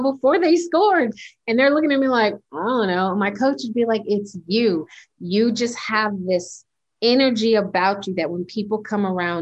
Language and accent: English; United States; also born or lived in Panama; I was raised in America, but with the cultural background of Panamanian